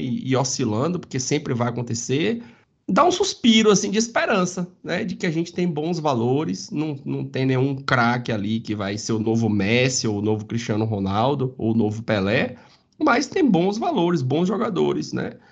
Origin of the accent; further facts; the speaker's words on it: Jequié, Bahia, Brazil; moved away; minha terra, né? Minha cidade